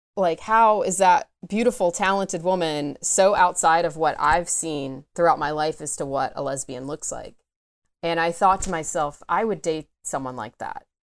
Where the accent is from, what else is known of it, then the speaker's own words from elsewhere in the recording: Atlanta, Georgia, United States; I am from the Atlanta area, grew up in the suburbs of Atlanta